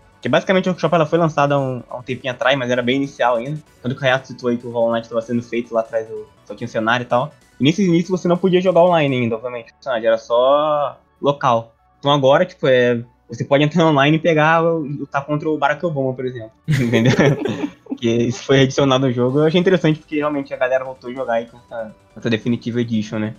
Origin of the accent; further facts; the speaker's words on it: Brazil; eu sou brasileiro